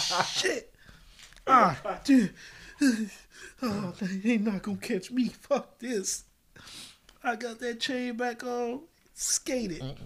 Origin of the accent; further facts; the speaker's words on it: United States; also born or lived in Japan; I grew up in America